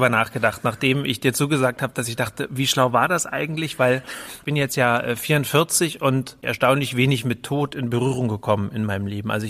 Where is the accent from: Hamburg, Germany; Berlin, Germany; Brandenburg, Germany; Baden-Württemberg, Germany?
Berlin, Germany; also born or lived in Greifswald; Der Junge aus Greifswald, der aber wirklich eigentlich sich als Berliner fühlt.